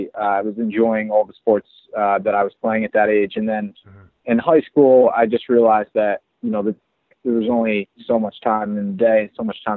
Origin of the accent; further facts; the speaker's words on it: Springfield, Pennsylvania, United States; also born or lived in New York City; now in Philadelphia, United States; I grew up in Springfield, Pennsylvania, a town outside of Philadelphia